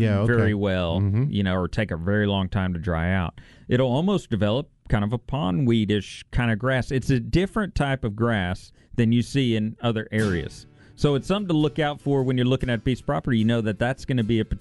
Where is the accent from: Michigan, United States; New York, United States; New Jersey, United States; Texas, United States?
Texas, United States; La Grange; My hometown